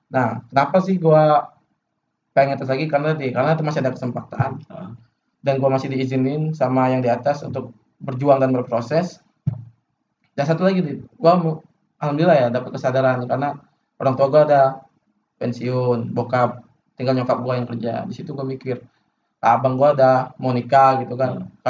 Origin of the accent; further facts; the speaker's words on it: Palembang, South Sumatra, Indonesia; padahal kalau di daerahku ya di Palembang ya itu masuk UGM tuh kayak sesuatu yang prestis